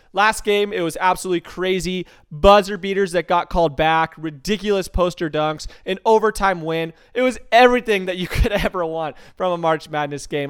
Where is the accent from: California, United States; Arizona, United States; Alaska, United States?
Arizona, United States; Tucson; Growing up in Tucson, Arizona, everything, I, I'm seriously saying everything is all about University of Arizona Athletics